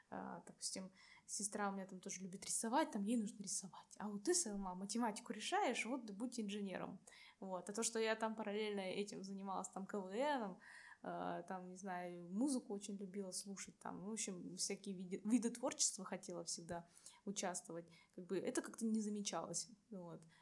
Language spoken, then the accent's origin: Russian; Buryatia, Russia; now in Saint Petersburg, Russia; Вот, я бурятка.